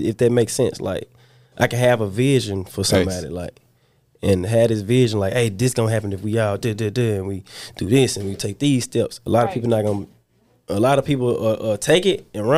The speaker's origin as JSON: {"language": "English", "town": "Memphis", "region": "Tennessee", "country": "United States", "said": "I'm from Walker Home. It's a small hood in South Memphis, right Westwood area"}